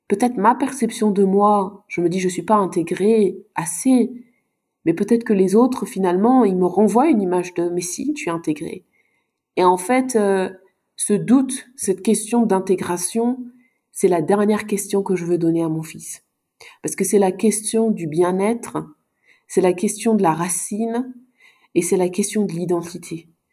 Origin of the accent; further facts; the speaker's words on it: Luxembourg; also born or lived in Sweden; j'ai grandi ici au Luxembourg